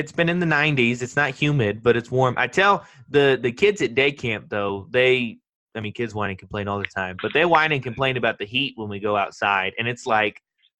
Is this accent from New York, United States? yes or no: no; Kentucky, United States; moved away; I grew up in Kentucky. That counts as the South.